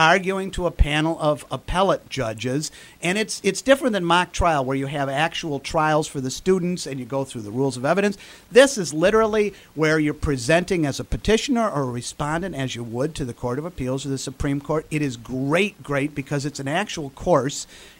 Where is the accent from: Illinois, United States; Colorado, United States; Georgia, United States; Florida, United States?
Illinois, United States; Chicago; You know, I'm from Chicago. No lawyers in my family. Probably a few bondsmen. But I was born Irish Catholic Chicago, adopted from St. Vincent's Orphanage.